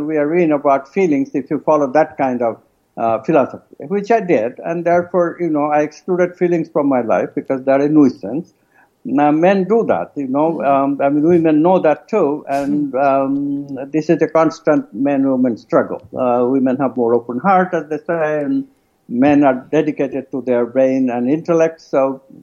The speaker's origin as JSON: {"language": "English", "country": "India", "moved": "yes", "said": "I'm an Indian from a culture which, you know, not a touchy culture"}